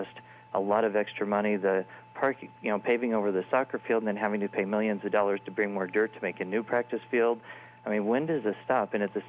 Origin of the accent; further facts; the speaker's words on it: Brown County, Indiana, United States; now in Bloomington, United States; I live here in Bloomington. I grew up in Brown County, went to school there. My dad was a teacher over there